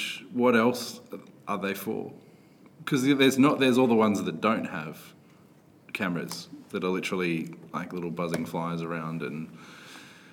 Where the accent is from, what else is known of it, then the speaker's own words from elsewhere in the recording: Australia; we're Australian